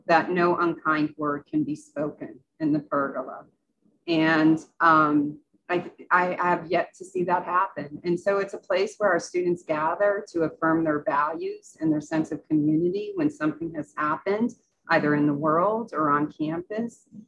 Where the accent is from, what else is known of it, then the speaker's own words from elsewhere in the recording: Western Massachusetts, United States; I grew up in Massachusetts, so it's in Western Massachusetts